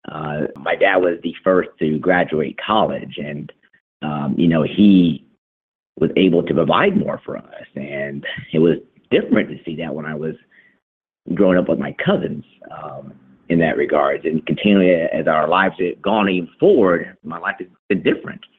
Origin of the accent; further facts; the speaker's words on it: Texas, United States; born or raised there